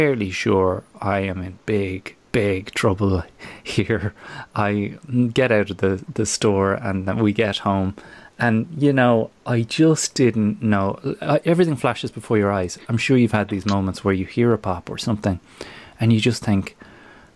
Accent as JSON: {"language": "English", "country": "Ireland", "moved": "yes"}